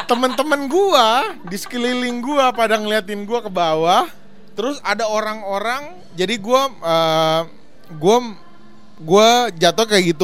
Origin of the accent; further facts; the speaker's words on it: Ternate, North Maluku, Indonesia; orang Timur. Gue temen masih jarang, gue suka dibully gara-gara hmm. logat gue.